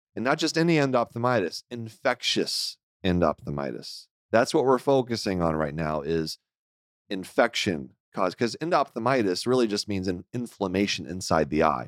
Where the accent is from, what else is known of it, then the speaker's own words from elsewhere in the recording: Houston, Texas, United States; moved away; I grew up in Houston